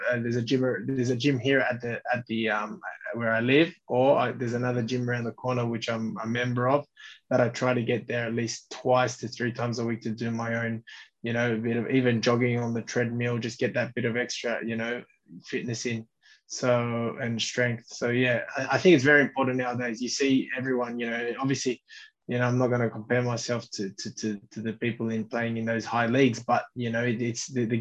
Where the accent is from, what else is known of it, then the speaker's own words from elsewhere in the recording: Australia; moved away as an adult; also born or lived in Uruguay; now in Singapore; as an Australian